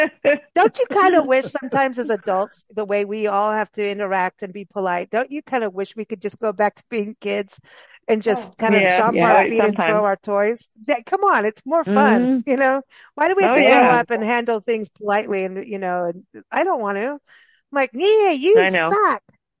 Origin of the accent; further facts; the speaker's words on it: Kenya; also born or lived in South Africa; And in growing up in Africa, just in Kenya and South Africa, everyone's homes had pawpaw trees and avocado trees.